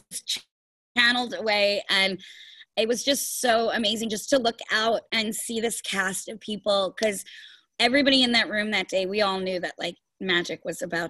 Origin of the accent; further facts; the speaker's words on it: New York, United States; I have waited as a New Yorker